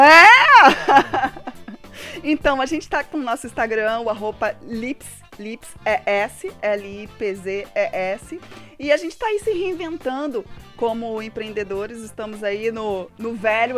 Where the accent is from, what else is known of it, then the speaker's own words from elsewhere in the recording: Brazil; Como bom brasileiro